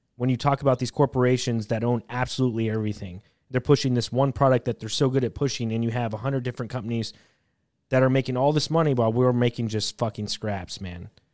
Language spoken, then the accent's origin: English; United States; being an American